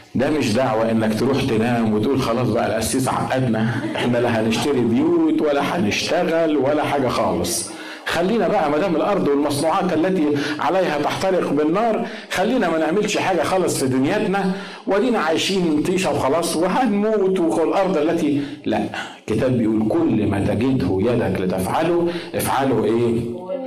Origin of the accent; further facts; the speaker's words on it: Egypt; احنا طبعا مصريين